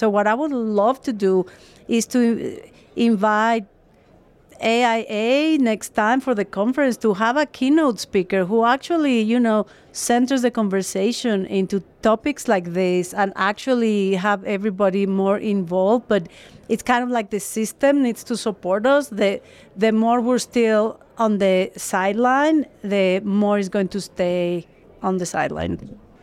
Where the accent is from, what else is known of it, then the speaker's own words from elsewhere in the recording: Mexico; I'm actually from Mexico